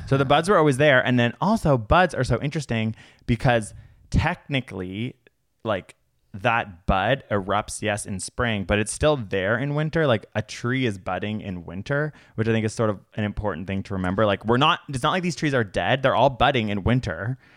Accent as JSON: {"language": "English", "country": "Canada", "said": "We are from Canada."}